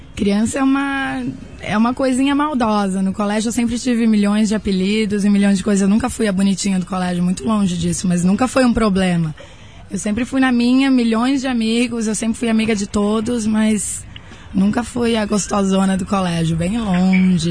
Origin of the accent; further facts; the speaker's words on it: Blumenau, Santa Catarina, Brazil; eu sou de Blumenau, Santa Catarina